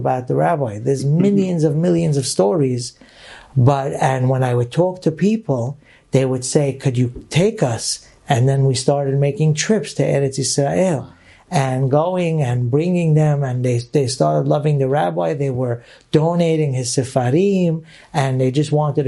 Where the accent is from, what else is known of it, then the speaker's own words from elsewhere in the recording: New York City, New York, United States; I grew up in the Syrian community in Brooklyn, New York